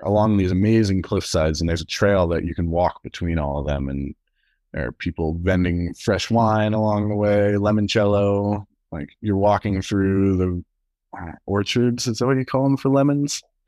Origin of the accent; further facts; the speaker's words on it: Durango, Colorado, United States; also born or lived in Texas; I've lived in, uh, Colorado pretty much as long as I can remember, in Durango